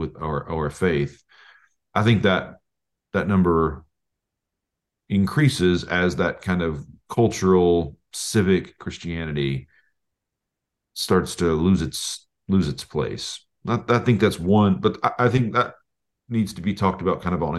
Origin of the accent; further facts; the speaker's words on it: Oklahoma, United States; moved away as an adult; also born or lived in Tulsa; we're both from Oklahoma